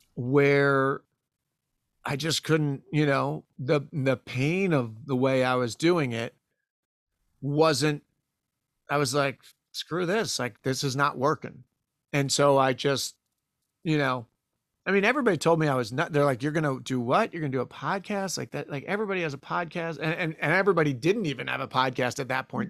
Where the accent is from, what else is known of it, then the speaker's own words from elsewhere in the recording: East Coast, United States; moved away as an adult; born and raised on the East Coast